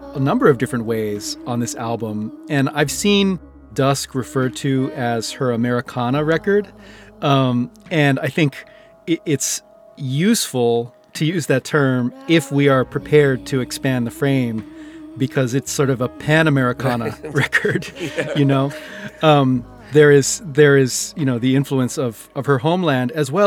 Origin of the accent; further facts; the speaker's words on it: Hawaii, United States; now in Philadelphia, United States; I grew up in Hawaii